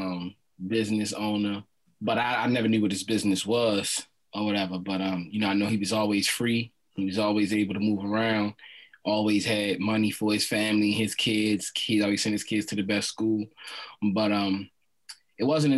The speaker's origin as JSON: {"language": "English", "town": "Baltimore", "region": "Maryland", "country": "United States", "tie": "born or raised there", "said": "I'm raised and born in Baltimore City"}